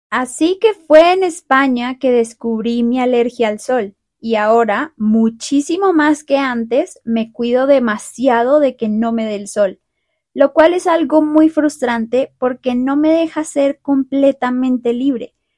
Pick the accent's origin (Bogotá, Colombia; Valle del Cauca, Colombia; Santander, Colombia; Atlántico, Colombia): Bogotá, Colombia; moved away; yo nací y crecí en Bogotá